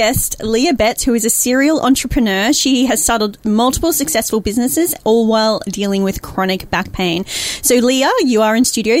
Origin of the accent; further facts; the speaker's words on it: Queensland, Australia; I'm from Queensland.